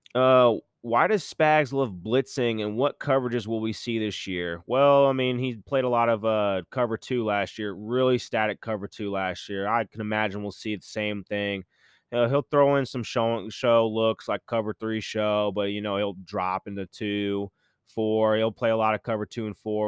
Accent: Kansas City, Missouri, United States; I am a Royals fan, not a hardcore Royals fan, but I support my hometown baseball team

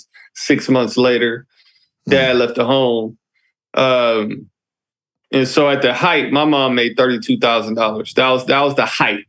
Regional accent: Detroit, Michigan, United States; I'm an African-American male, and I grew up in Detroit, Michigan

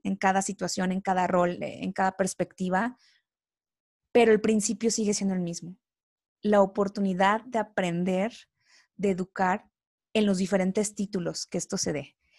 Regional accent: Coatzacoalcos, Veracruz, Mexico; moved away as an adult; Yo no soy de aquí, yo soy de, de Veracruz, de Coatzacoalcos, Veracruz

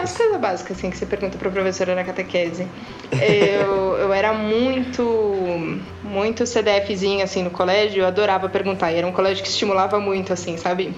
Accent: São Paulo, Brazil; eu nunca morei fora de São Paulo

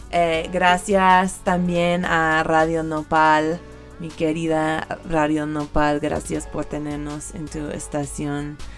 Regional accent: California, United States; como soy de California, pues es una clásica que siempre voy a tocar cuando la gente lo pide.

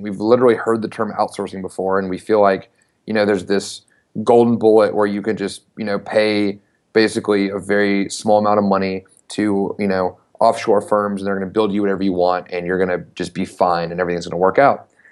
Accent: Knoxville, Tennessee, United States; I'm from Knoxville, Tennessee, uh, born and raised, and ended up going to the University of Tennessee. So basically went to s, went to college in my hometown

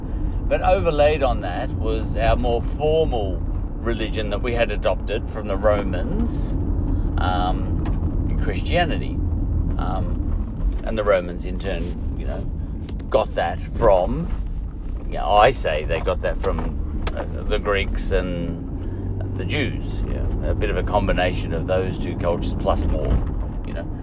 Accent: Australia; I'm Australian

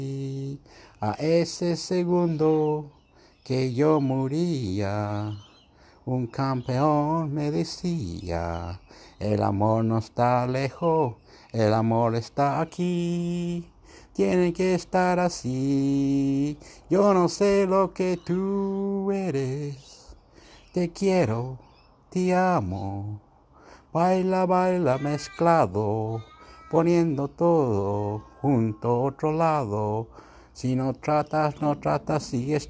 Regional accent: Chile; I'm from Chile. Yo soy el chileno, chileno, chileno

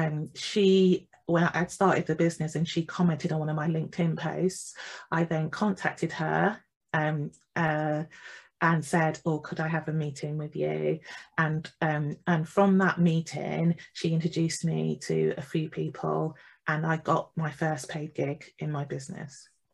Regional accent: England, United Kingdom; I'm from the Midlands in the UK

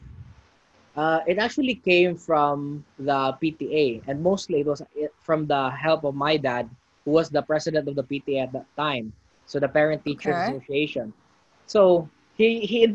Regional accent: Cebu City, Central Visayas, Philippines; we both grew up in the Philippines

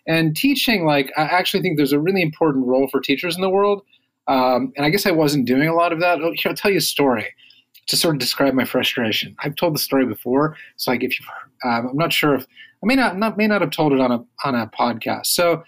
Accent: Midwest, United States; now in Washington, DC, United States; so I moved to DC from the Midwest some years ago, and we used to drive back on a fairly regular basis, and it was like 14 hours each way.

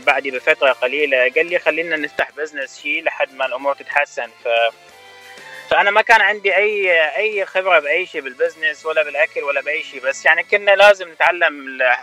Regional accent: Baghdad, Baghdad Governorate, Iraq; moved away as an adult; also born or lived in Michigan, United States; now in United States; أنا من العراق بغداد طبعا ولدت وتربيت هناك

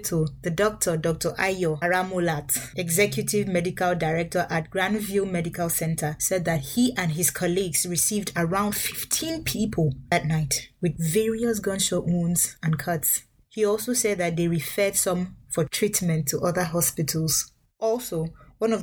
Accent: Nigeria; moved away; as a Nigerian in foreign countries

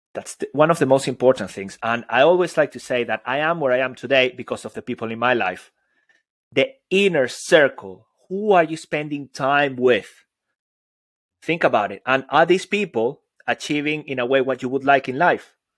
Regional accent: Venezuela; I'm Latin American, Venezuelan

